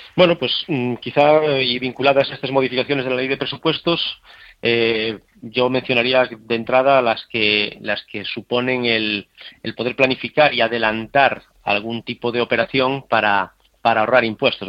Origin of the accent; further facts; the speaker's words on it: Spain; como españoles